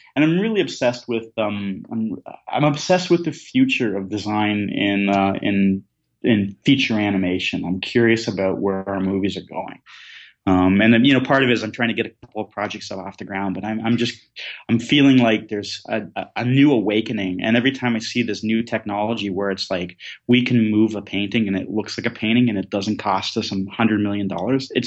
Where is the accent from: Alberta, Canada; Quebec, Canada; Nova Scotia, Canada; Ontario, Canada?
Ontario, Canada; Southern; moved away; also born or lived in west of England; the kid growing up in Southern Ontario who didn't like hockey